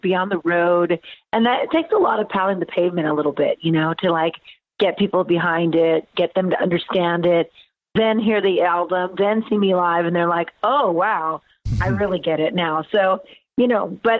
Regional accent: California, United States; also born or lived in United Kingdom; now in Nashville, United States; I'm from California originally.

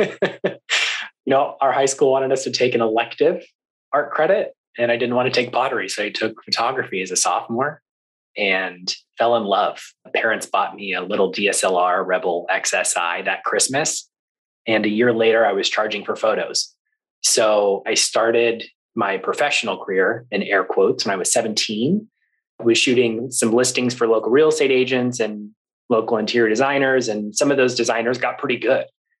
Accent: Sacramento, California, United States; I grew up in Sacramento. I grew up in Northern California

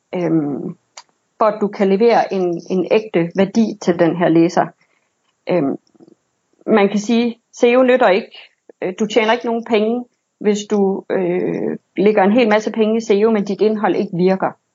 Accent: Silkeborg, Central Denmark Region, Denmark; Jeg kommer fra Silkeborg

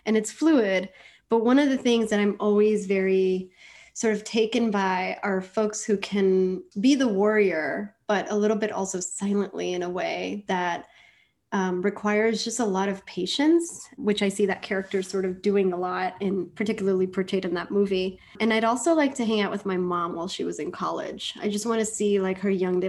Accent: New York City, New York, United States; also born or lived in India; I grew up in Washington Heights, New York

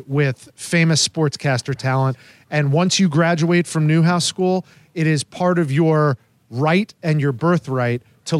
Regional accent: New Jersey, United States; moved away as an adult; also born or lived in Montana / Syracuse, New York; now in St. Petersburg, United States; I grew up in New Jersey. I grew up going to Madison Square Garden and Yankee Stadium and places like that.

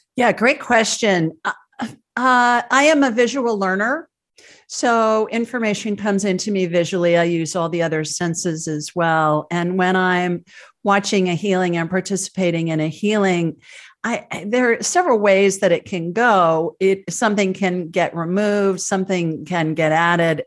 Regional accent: Ohio, United States; moved away as an adult; also born or lived in Sioux Falls, South Dakota; now in Alabama, United States; I grew up in Ohio

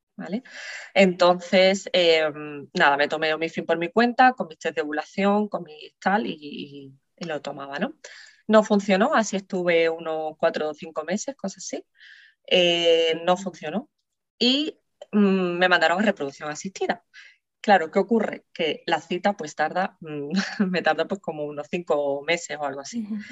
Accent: San Fernando, Andalusia, Spain; soy de San Fernando, Cádiz

